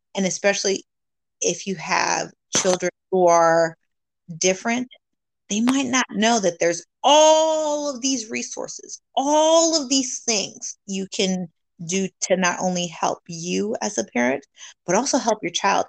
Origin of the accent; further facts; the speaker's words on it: California, United States; moved away; I'm from California